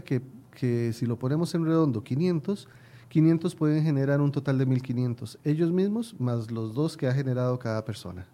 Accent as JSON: {"language": "Spanish", "country": "Costa Rica", "said": "mi pueblo"}